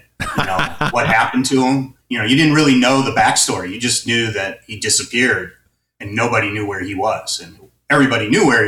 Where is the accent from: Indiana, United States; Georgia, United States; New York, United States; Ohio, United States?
Indiana, United States; Hobart; also born or lived in Tennessee; now in San Mateo, United States; I grew up in the Midwest. Okay. I was actually born in Tennessee. Okay. But, 2 years old, we moved to Hobart, Indiana, which is just at the edge of the Metroplex for Chicago.